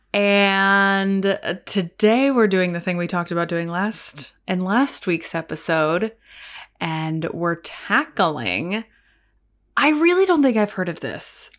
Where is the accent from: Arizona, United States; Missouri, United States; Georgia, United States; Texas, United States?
Texas, United States; moved away; my home state